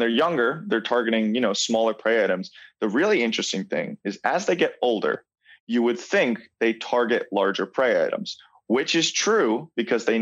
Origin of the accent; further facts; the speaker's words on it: Long Island, New York, United States; So I grew up in New York and in Long Island, New York, which is an amazing place for reptiles